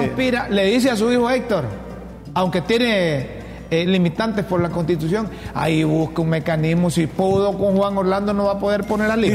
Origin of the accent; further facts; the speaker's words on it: Choluteca, Honduras; La mejor escuela que hay en Honduras, ¿sabes cuál es? La José Trinidad Cabañas, en Choluteca